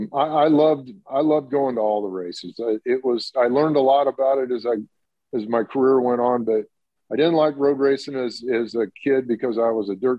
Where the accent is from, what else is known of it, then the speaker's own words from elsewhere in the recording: Indiana, United States; I grew up in Indiana, went to a lot of the sprint car and midget races, the dirt tracks. I told you I grew up down the street from the state fairgrounds